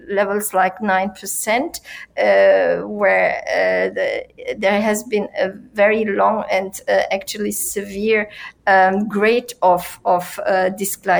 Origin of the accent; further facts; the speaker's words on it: Turkey; in my country, and I come from Turkey